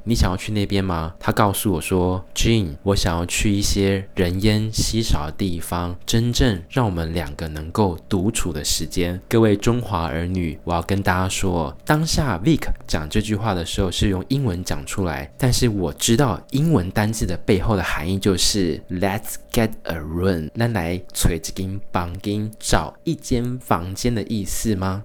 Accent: Tainan, Taiwan; moved away as an adult; now in Kaohsiung, Taiwan; 因为我是中华儿女府城的好媳妇的户籍哦，所以身为台南人

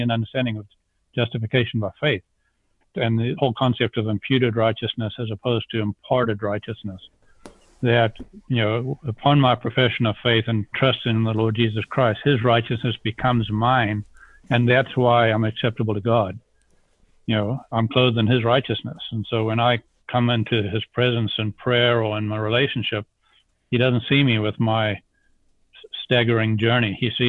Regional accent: South Africa; moved away as an adult; also born or lived in Zambia; now in United States; I'm an accent without a country now after 43 years of having left South Africa. I grew up in Zambia in South Africa

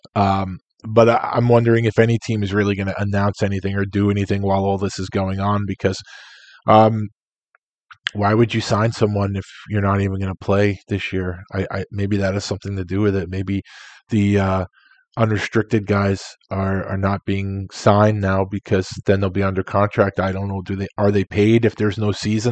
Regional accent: New York City, New York, United States; moved away; I was born in raised in Queens

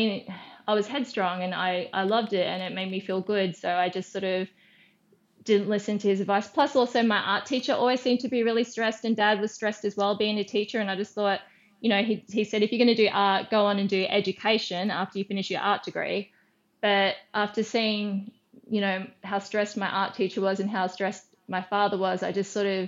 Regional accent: Brisbane, Queensland, Australia; I'm from Brisbane in Queensland

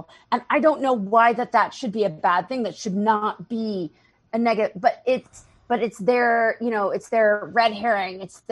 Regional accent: Arkansas, United States; moved away as an adult; now in Boston, United States; I grew up in Arkansas

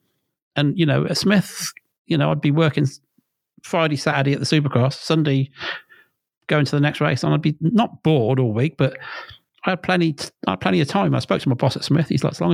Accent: Worcester, West Midlands, United Kingdom; I'm just a fucking bod from Worcester.

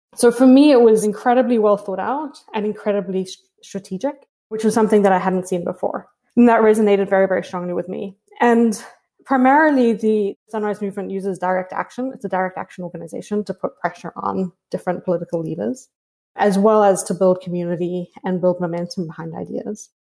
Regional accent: South Africa; moved away; I grew up in South Africa

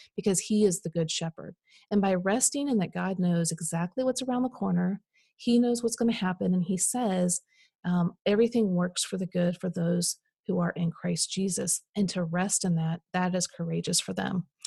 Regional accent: Midwest, United States; I grew up in the Midwest

